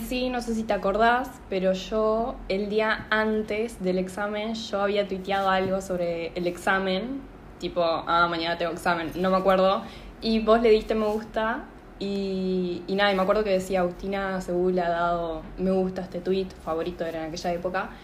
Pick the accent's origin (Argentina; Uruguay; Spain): Uruguay; moved away as an adult; now in Montevideo, Uruguay; soy del interior de Montevideo, porque somos de Uruguay